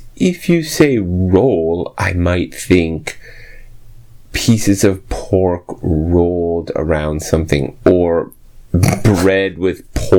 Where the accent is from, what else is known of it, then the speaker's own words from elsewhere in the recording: San Francisco, California, United States; When I grew up in San Francisco